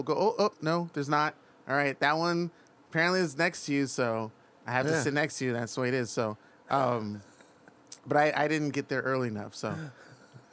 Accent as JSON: {"language": "English", "town": "Oakland", "region": "California", "country": "United States", "tie": "born or raised there", "also_born_or_lived": "Santa Monica", "said": "Born and raised? Oh, it's Oakland"}